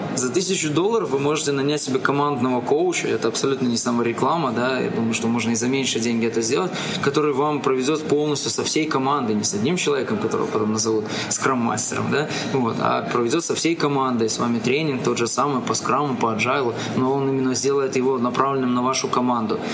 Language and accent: Russian; Minsk, Belarus; moved away as an adult; now in Kyiv, Ukraine; я сам коренной, коренной минчанин и всю жизнь прожил в Минске